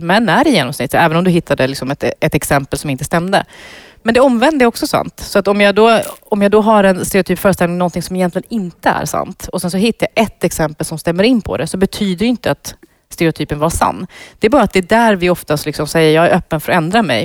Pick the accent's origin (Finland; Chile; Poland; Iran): Iran; now in Sweden; nu är jag ju född i Iran